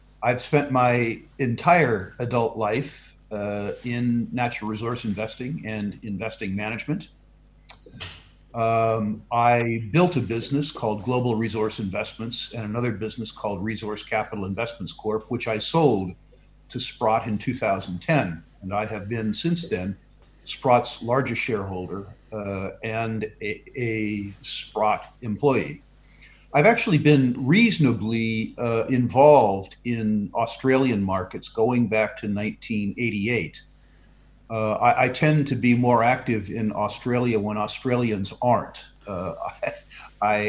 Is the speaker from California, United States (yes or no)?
yes; San Jose, California, United States; moved away as an adult; also born or lived in Vancouver, British Columbia; I was born and brought up in San Jose, California, the heart of Silicon Valley